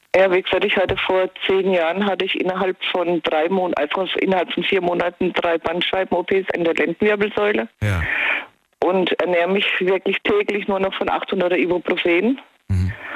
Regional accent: Kronau, Baden-Württemberg, Germany; Ich komme aus Kronau.

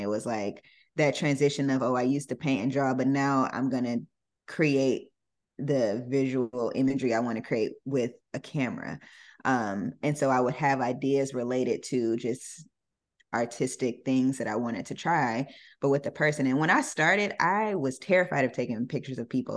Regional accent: Jonesboro, Georgia, United States; moved away as an adult; now in Los Angeles, United States; I grew up, uh, in Atlanta, uh, a suburb of Atlanta called Jonesboro

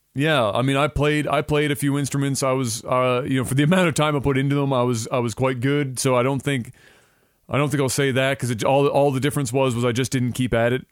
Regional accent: Canada

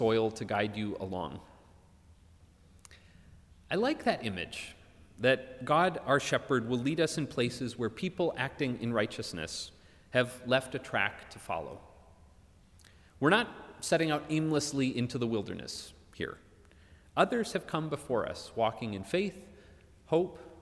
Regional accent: Minneapolis, Minnesota, United States; moved away; my hometown of Minneapolis

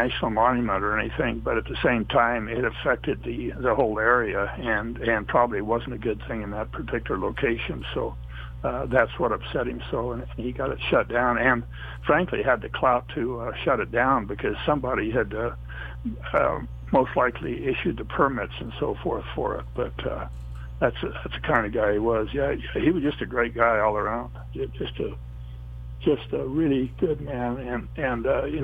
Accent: Moab, Utah, United States; born or raised there

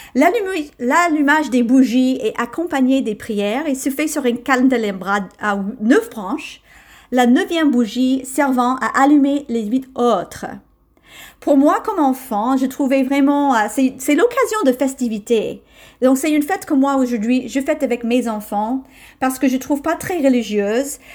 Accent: United States; now in France; je suis américaine

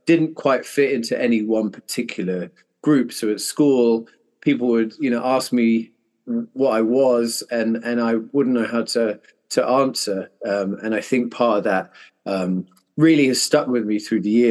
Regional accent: London, United Kingdom; moved away; I grew up in London in the UK

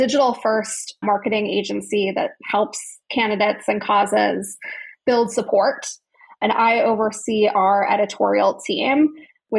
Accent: Chicago, Illinois, United States; I grew up in the northern suburbs of Chicago.

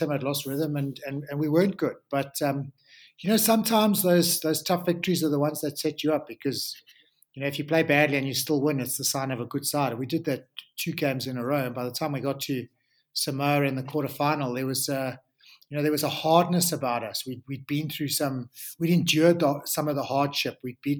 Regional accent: South Africa; as South African rugby players

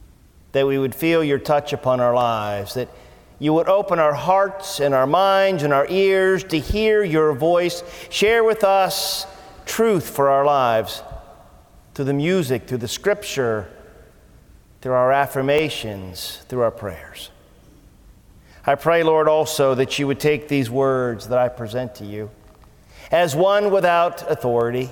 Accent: Canton, Ohio, United States; I grew up in Canton, Ohio

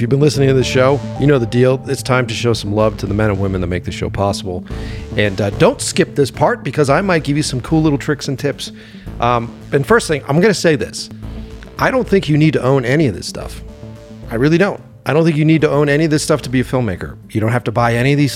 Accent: Boston, Massachusetts, United States; moved away as an adult; now in Los Angeles, United States; I think we're both from Boston originally, and I directed in Boston for 18 years

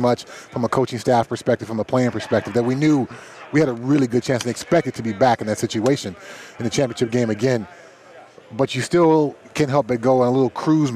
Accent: Pasadena, California, United States; I grew up in Pasadena, California, not too far from the Rose Bowl

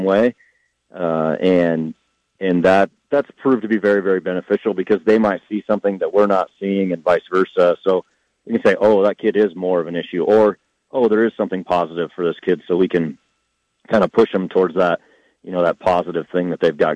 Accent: Iowa, United States; now in Fort Collins, United States; I grew up in Iowa

